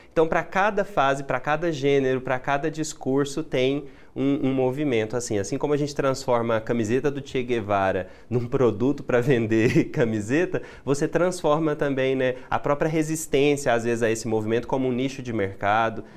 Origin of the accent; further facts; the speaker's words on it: Goiás, Brazil; nós somos goianos